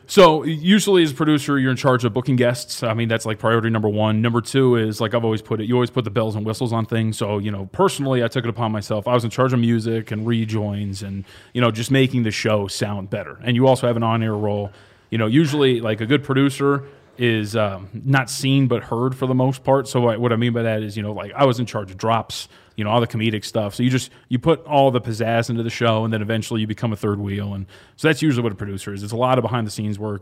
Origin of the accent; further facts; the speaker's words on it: Anaheim, California, United States; I was born out in SoCal